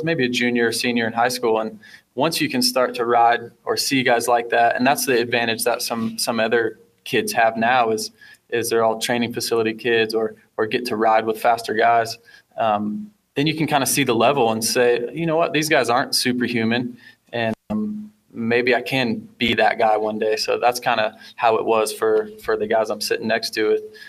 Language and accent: English; Fort Dodge, Iowa, United States; And like you and Chad being from the same town I grew up in Iowa